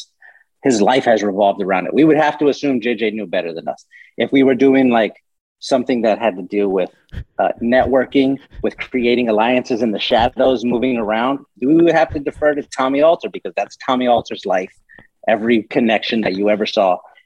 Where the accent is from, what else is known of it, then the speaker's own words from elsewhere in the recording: San Antonio, Texas, United States; I grew up in San Antonio